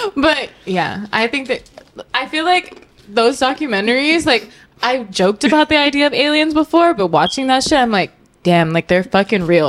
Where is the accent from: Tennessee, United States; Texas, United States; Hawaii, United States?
Hawaii, United States; I'm from Hawaii, so like I have a lot of family that live on Maui and live on Oahu